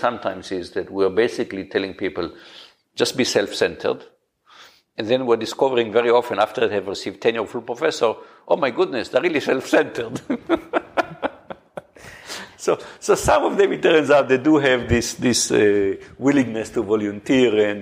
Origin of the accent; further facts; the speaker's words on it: Israel; moved away; I grew up in Israel, which is a very, very direct culture.